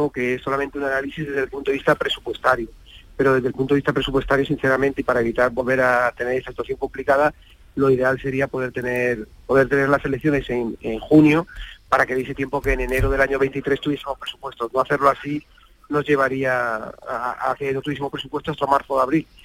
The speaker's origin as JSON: {"language": "Spanish", "region": "Ceuta", "country": "Spain", "said": "Yo desde que, saben que desde que me salí de Ceuta, eh, he ayudado todo lo que he podido, he tenido reuniones, he visitado Ceuta"}